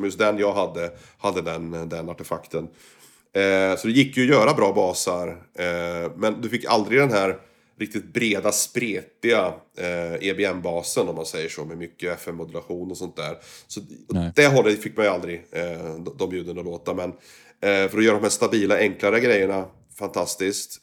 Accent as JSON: {"language": "Swedish", "country": "Sweden", "also_born_or_lived": "Kuala Lumpur, Malaysia", "moved": "yes", "said": "när jag var hemma i Sverige"}